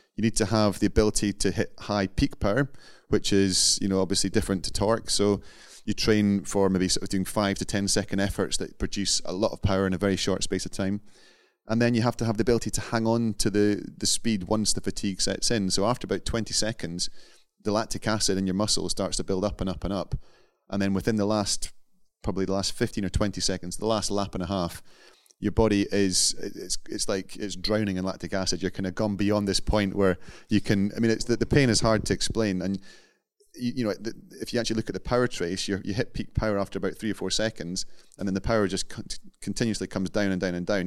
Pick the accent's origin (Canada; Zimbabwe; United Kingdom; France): United Kingdom; Scotland; being Scottish